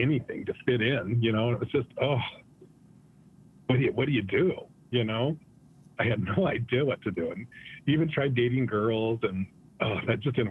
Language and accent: English; Manderfield, Utah, United States; I grew up in Beaver, Utah, in a little town outside of Beaver, north of Beaver, about 6 miles, called Manderfield.